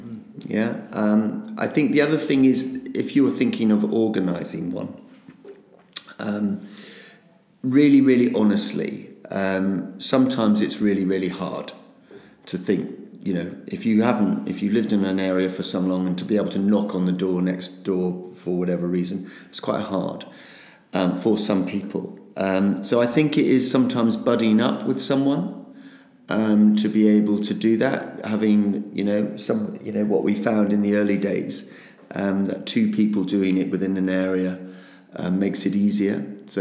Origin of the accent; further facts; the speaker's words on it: United Kingdom; even though we're incredibly British